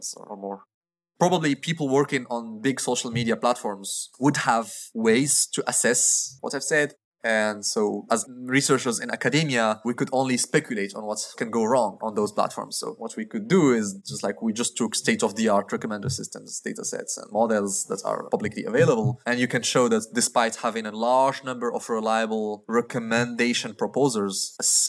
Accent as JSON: {"language": "English", "country": "Morocco", "moved": "yes", "said": "I come from Morocco"}